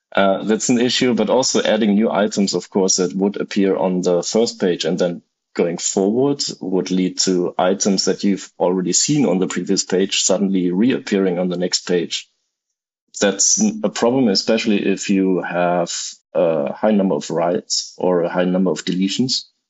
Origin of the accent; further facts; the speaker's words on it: Germany; now in Tokyo, Japan; I'm originally from Germany, but at the moment I live in Tokyo